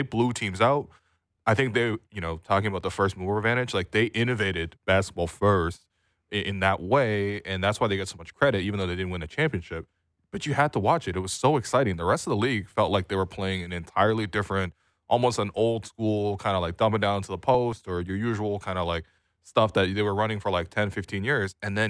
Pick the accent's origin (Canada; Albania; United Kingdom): Canada; maybe this is just us growing up in Canada.